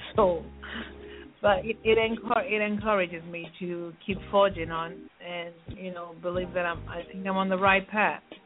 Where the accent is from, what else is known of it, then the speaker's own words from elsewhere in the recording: Nigeria; I'm a Nigerian